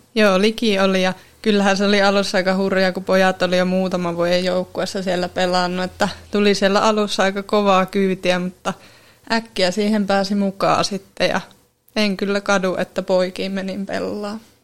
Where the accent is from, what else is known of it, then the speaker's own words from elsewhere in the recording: Siikajoki, North Ostrobothnia, Finland; moved away as an adult; now in Oulu, Finland; mä oon kotoisin tuolta Siikajoelta